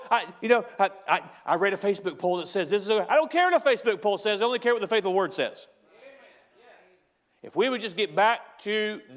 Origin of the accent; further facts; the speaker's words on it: United States; as an American